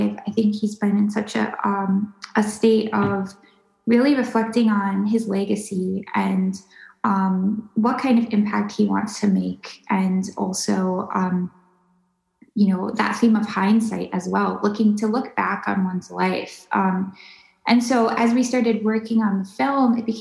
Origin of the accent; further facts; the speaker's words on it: Minnesota, United States; growing up in Minnesota